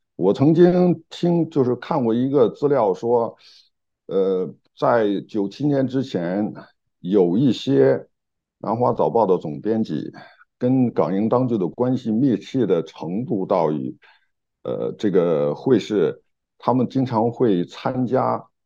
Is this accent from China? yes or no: yes; China; moved away as an adult; also born or lived in United Kingdom; now in Hong Kong; 在中国大陆出生长大嗯，嗯。然后呢，这个九一年去英国，九三年来香港